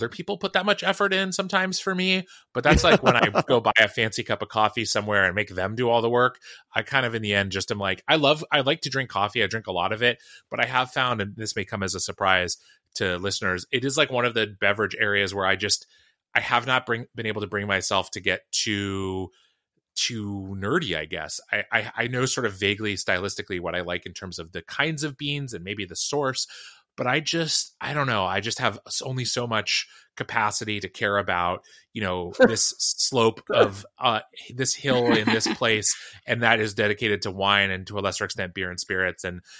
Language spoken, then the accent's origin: English; Seattle, Washington, United States; I don't know whether it's just from that's what I grew up around in Seattle, and that was the thing.